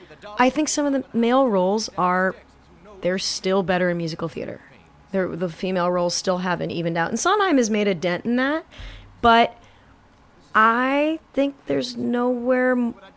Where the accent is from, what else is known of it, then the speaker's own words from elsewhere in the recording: California, United States; one of the ways I explained why I was different growing up in Southern California